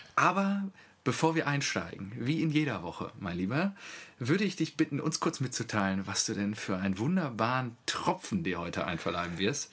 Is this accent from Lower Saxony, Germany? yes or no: no; Selm, North Rhine-Westphalia, Germany; das Kaff, äh, in dem ich aufgewachsen bin